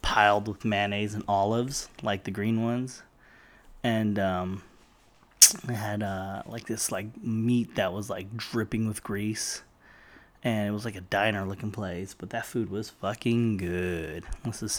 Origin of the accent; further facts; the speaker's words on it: San Diego, California, United States; I come from San Diego, so the weather's always good